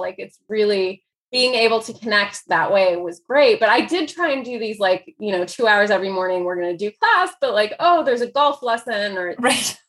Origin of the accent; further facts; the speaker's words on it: Dayton, Ohio, United States; first language Persian; also born or lived in Chicago / Iran / Greece / France; I grew up mostly in Dayton, Ohio